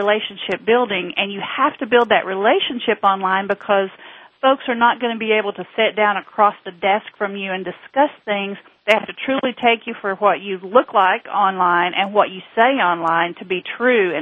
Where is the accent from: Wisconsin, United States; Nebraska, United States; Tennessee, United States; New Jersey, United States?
Tennessee, United States; just north of Knoxville; accent: southern; I am from just north of Knoxville, Tennessee, home of the Volunteers